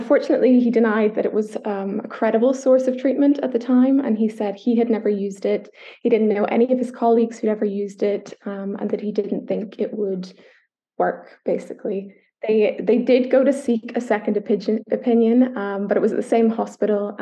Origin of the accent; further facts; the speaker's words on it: Northern Ireland, United Kingdom; I don't know if the accent gives it away, but I'm from Ireland. I was born in Northern Ireland